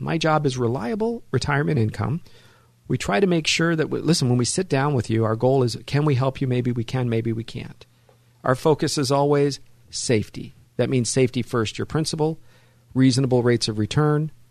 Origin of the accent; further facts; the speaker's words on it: Los Angeles, California, United States; also born or lived in San Fernando Valley, California; I was born in, in Hollywood